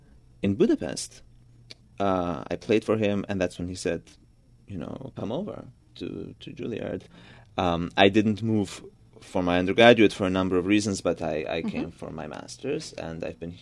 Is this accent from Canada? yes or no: no; Georgia; first language Georgian; English is a second language; now in New York, United States; Georgian is still my mother tongue, and mm-hmm. I speak Georgian with my parents